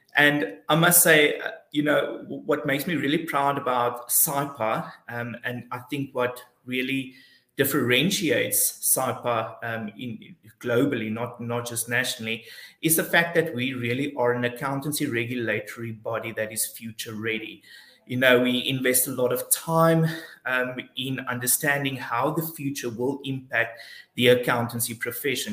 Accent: Alexandria, Eastern Cape, South Africa; also born or lived in Port Elizabeth; I grew up in a very small town called Alexandria. Uh, it's just close before Port Alfred

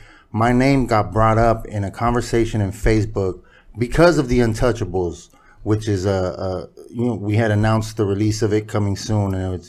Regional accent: Hawthorne, California, United States; I'm from Hawthorne, bro. Like, there's blacks everywhere.

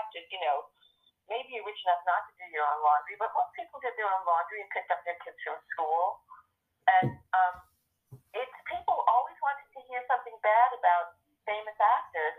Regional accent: Teaneck, New Jersey, United States; I'm from Teaneck, New Jersey

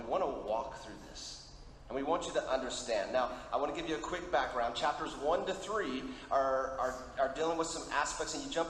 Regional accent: Argentina; because I grew up in Argentina as a missionary kid, so we'll do it in Spanish as well.

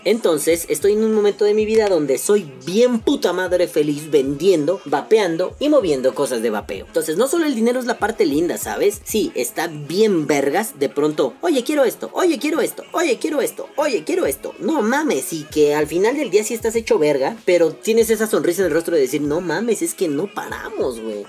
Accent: Mexico City, Mexico; yo que soy chilango de la Ciudad de México, yo nací aquí

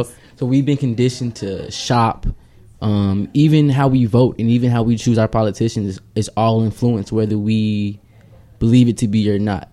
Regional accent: United States; as American kids, we would go home after school

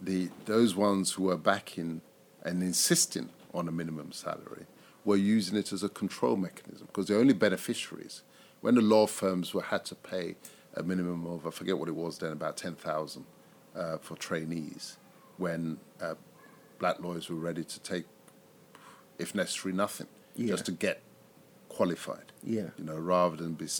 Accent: Nigeria

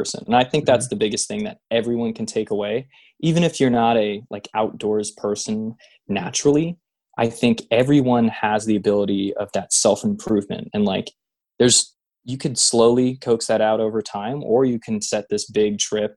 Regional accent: Bay Area, California, United States; I grew up in the Bay Area, so Point Reyes was always close to my area.

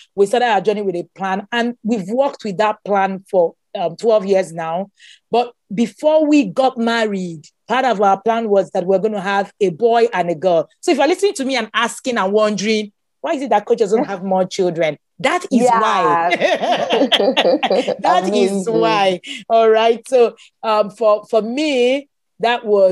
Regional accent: Nigeria; I am Nigerian.

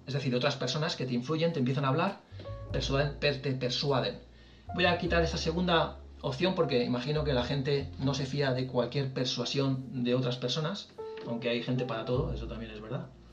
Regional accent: Valencian Community, Spain; Somos valencianos mayores

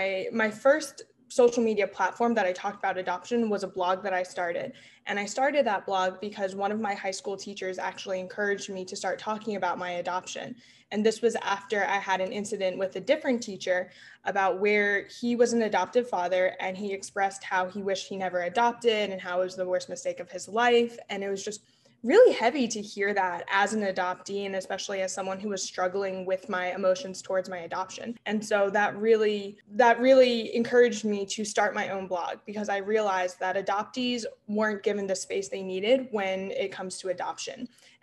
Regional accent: Memphis, Tennessee, United States; I spent most of my life moving around the US, but really I call Memphis, Tennessee, my hometown.

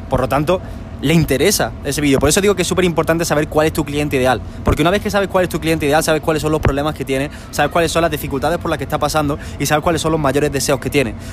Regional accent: Spain; porque ahora mismo estamos en Medellín y yo soy de España.

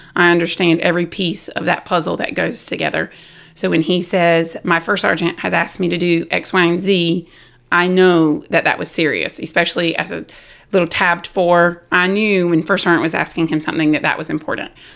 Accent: South Carolina, United States; moved away; I was from South Carolina

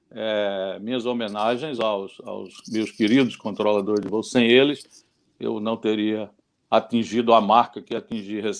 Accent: Recife, Pernambuco, Brazil; eu saí de Recife, eu sou de Recife.

